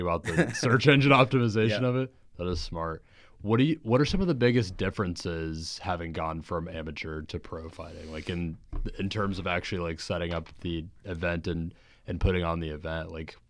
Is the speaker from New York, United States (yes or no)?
no; Jacksonville, Florida, United States; I'm actually from Jacksonville. That's where I grew up and everything.